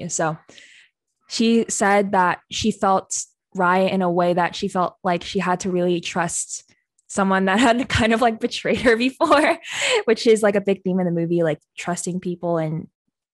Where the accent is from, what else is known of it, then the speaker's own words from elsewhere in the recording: Philippines; I'm Filipino